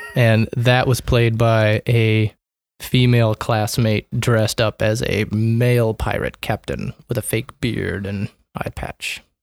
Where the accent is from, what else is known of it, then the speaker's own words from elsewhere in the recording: Omaha, Nebraska, United States; Born and raised here in Omaha, Nebraska